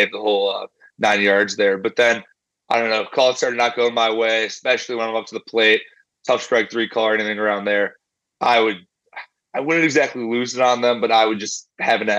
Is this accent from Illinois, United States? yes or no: yes; Chicago, Illinois, United States; most of my life I grew up here in Chicago